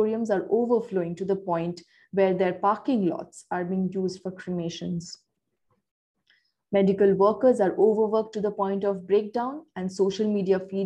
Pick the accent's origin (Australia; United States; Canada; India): India; Kolkata, West Bengal; my hometown of Kolkata, the capital city of India's West Bengal state